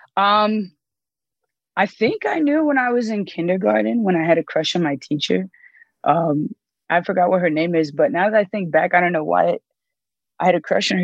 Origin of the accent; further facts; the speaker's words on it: the DMV, Maryland, United States; moved away as an adult; also born or lived in Miami, Florida / Texas; now in Colorado, United States; I moved to Maryland and I grew up in the DMV